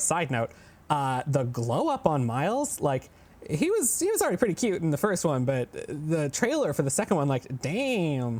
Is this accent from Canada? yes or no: yes; Canada; we're all Canadian